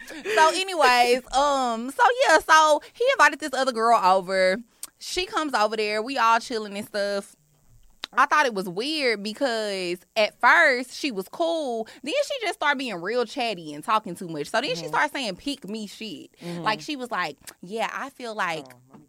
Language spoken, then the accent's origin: English; Oklahoma, United States; And where I'm from, because I'm from Oklahoma, where I'm from, we don't really be into designer stuff and blah, blah, blah.